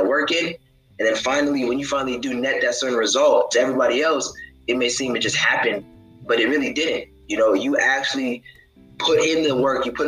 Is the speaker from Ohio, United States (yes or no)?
yes; Columbus, Ohio, United States; moved away as an adult; also born or lived in Houston, Texas; now in Georgia, United States; I was born and raised in Columbus, Ohio, graduated high school at Licking Heights High School